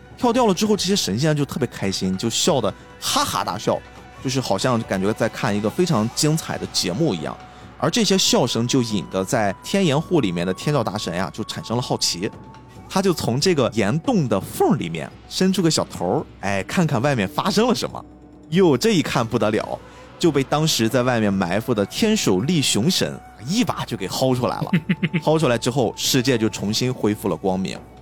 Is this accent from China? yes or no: yes; China; 我们中国人的记忆里面其实也有几次非常大的、非常威胁很多很多人生命的灾难性地震，比如说唐山大地震，比如说零八年的汶川地震